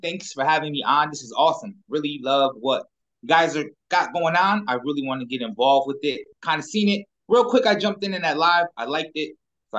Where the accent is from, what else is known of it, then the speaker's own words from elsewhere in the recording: Connecticut, United States; So I'm from Connecticut, and we don't have a professional team.